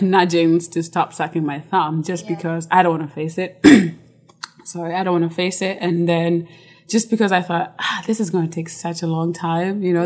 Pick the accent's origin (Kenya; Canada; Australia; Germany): Kenya; moved away as an adult; now in United States; I was born and raised in Kenya until I was, I think, 18 after high school. I moved to the US